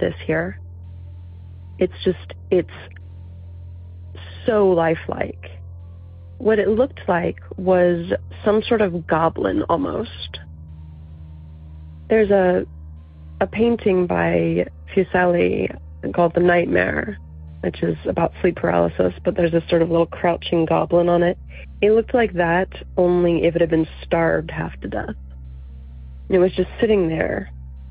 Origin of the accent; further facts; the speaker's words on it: Virginia, United States; I'm from Virginia